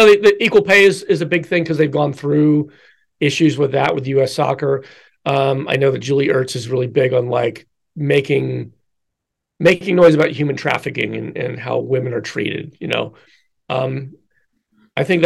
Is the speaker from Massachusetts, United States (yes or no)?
no; Philadelphia, Pennsylvania, United States; my hometown team, the Phillies